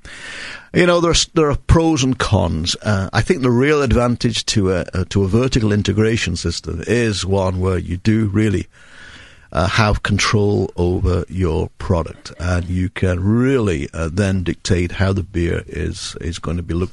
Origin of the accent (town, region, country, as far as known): England, United Kingdom; moved away as an adult; now in United States